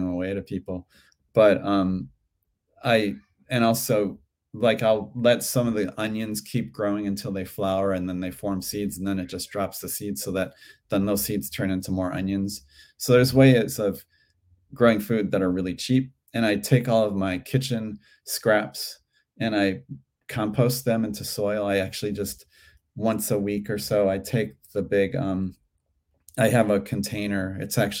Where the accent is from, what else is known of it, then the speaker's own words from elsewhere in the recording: Cleveland, Ohio, United States; now in Santa Monica, United States; When I grew up in Cleveland, the farmers market was indoors.